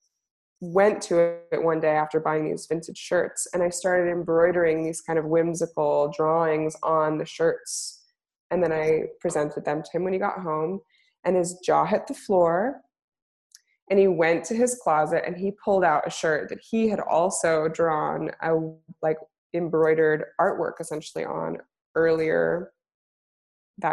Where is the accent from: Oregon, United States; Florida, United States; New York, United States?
Oregon, United States; Portland; also born or lived in Baltimore / Pennsylvania; I grew up in Portland, but I went to art school in Baltimore